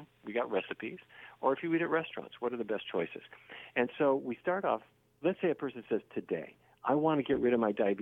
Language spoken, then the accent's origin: English; Fargo, North Dakota, United States; I grew up in Fargo, North Dakota, which is the land of roast beef